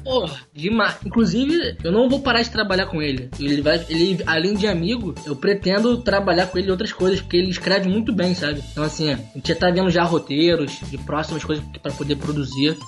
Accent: Rio de Janeiro, Brazil; eu também sou do Rio de Janeiro

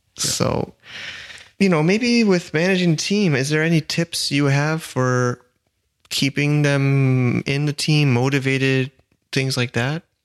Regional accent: United States; now in China; I'm American

